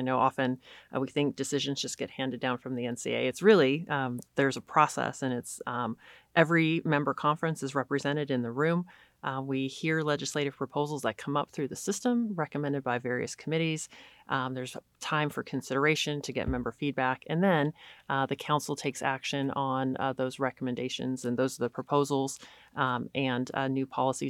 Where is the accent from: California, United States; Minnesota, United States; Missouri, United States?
California, United States; So I grew up in California, went to the University of San Diego, played basketball there for 4 years, left USD and went to the University of Texas.